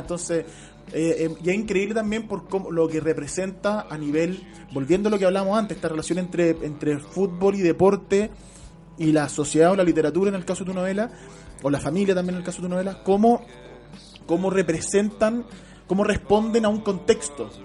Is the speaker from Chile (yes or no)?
yes; Chile; uno puede tener como chileno